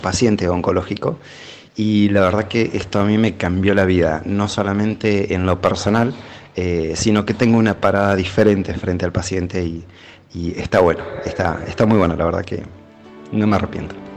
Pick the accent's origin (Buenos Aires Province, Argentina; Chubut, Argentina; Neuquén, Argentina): Neuquén, Argentina; soy eh, de Neuquén Capital, enfermero paliativo